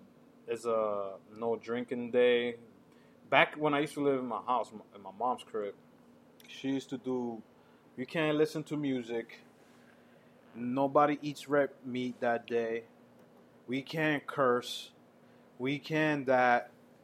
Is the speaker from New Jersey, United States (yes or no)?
no; New York City, New York, United States; growing up in the Heights